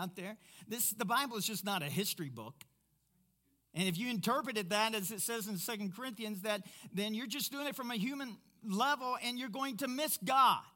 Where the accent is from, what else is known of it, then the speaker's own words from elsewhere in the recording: Kentucky, United States; I'm from Kentucky